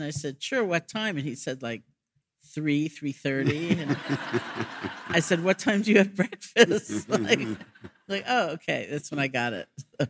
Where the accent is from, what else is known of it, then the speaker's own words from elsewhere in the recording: New York City, New York, United States; moved away; And I grew up in New York City